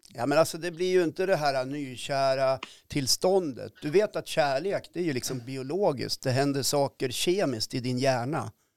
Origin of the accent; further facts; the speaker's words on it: Östersund, Jämtland, Sweden; Jag kommer från Östersund